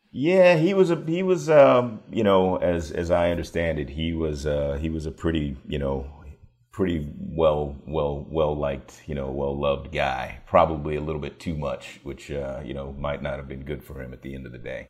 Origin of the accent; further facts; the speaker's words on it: Washington, District of Columbia, United States; also born or lived in York County, Virginia; I grew up in Washington, D C